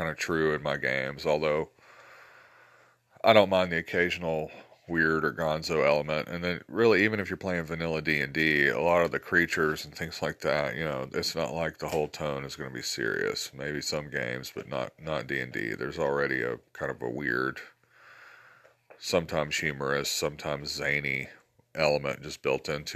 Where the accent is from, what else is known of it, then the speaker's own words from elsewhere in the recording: Georgia, United States; accent: southern drawl; also born or lived in Alabama; I grew up in Alabama and Georgia